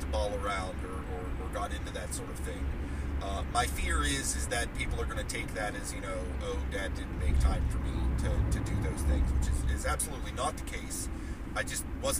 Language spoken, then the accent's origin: English; United States; As an American male